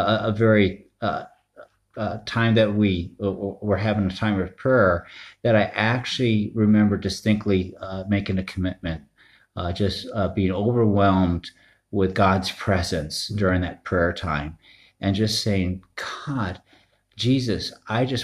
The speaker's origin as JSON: {"language": "English", "region": "Northeast", "country": "United States", "tie": "born or raised there", "said": "I grew up in the Northeast"}